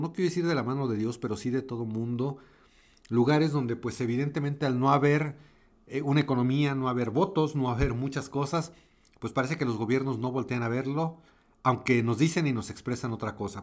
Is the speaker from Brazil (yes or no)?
no; Mexico; Yo soy mexicano, vivo en México, esto lo estoy grabando en la Ciudad de México